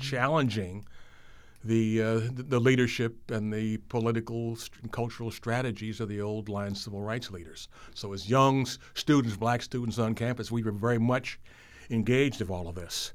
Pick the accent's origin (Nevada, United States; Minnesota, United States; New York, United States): Minnesota, United States; Minneapolis; I was born in Minneapolis.